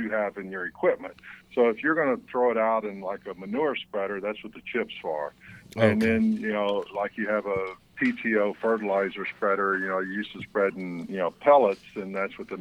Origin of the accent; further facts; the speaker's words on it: Louisiana, United States; moved away; also born or lived in East Texas; I was born and raised in Louisiana and spent a lot of years in East Texas and stuff. And then when I moved out west